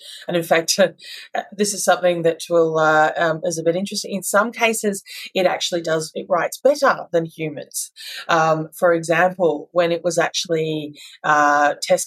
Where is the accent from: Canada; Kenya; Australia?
Australia; as Aussies